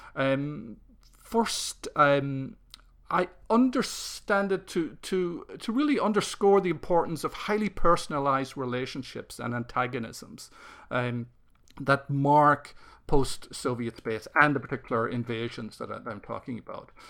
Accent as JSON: {"language": "English", "country": "Ireland", "tie": "born or raised there", "said": "growing up in Ireland"}